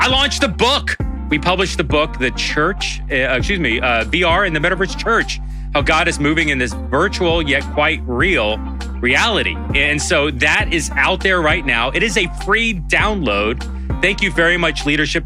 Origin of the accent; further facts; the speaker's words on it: United States; As an American